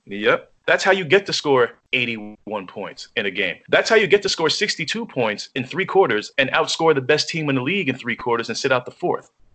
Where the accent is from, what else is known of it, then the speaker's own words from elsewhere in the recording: New York, United States; as a New Yorker